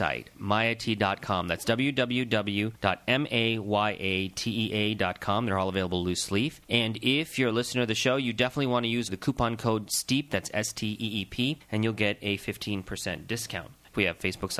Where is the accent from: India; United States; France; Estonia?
India; being Indian